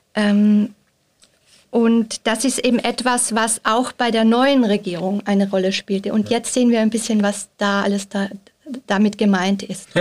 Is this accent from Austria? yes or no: yes; Austria; moved away as an adult; now in Switzerland; ich bin ja Österreicherin, seit einigen Monaten in der Schweiz und fühle mich schon sehr zu Hause, aber mein Pass ist nach wie vor österreichischer Pass.